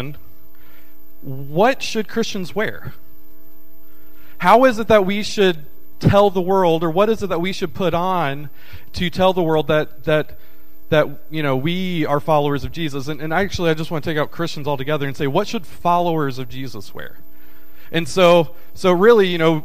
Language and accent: English; Kentucky, United States; now in Tennessee, United States; I was born in Kentucky, but I live in Tennessee